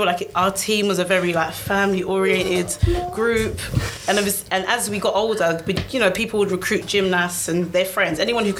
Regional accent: London, United Kingdom; moved away as an adult; now in Essex, United Kingdom; All right, so I'm from East, but I'm living in Essex at the moment. Obviously, I've moved in November. Yeah, big girl now. But my family live in like East London, like born and bred East.

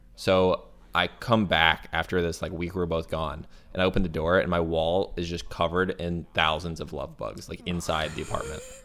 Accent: Florida, United States; moved away; Okay, so I'm from Florida

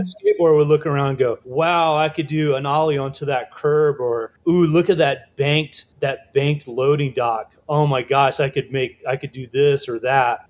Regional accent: Virginia Beach, Virginia, United States; also born or lived in New York; now in Luray, United States; I grew up in Virginia Beach

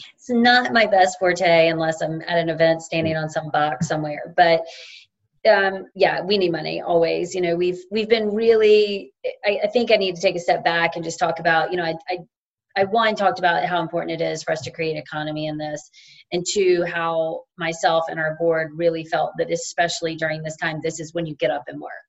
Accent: Roanoke, Virginia, United States; moved away; also born or lived in Jackson Hole, Wyoming; I'm from Roanoke, Virginia.

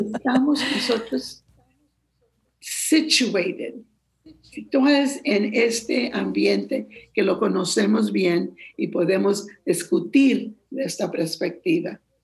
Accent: San Antonio, Texas, United States; Yo soy de San Antonio, aquí nací, aquí voy a morir, aquí conozco mi historia

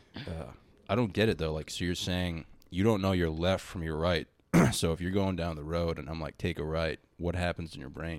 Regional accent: Baltimore, Maryland, United States; moved away; also born or lived in Boston; I was born in Baltimore

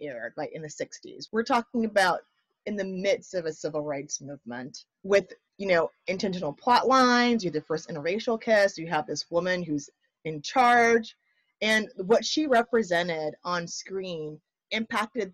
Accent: United States; growing up in the States

